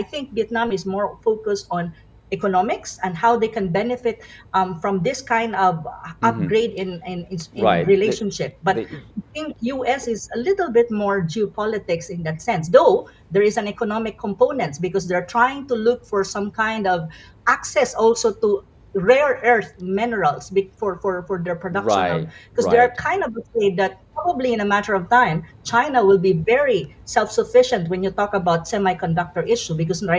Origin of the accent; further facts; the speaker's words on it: Philippines; I'm from the Philippines, so I am an ASEAN member.